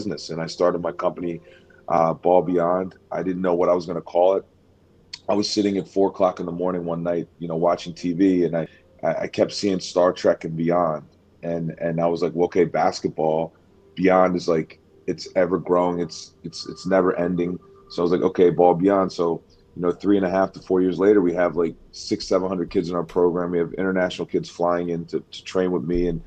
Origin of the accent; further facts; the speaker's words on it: Philadelphia, Pennsylvania, United States; I was born in Philadelphia in the city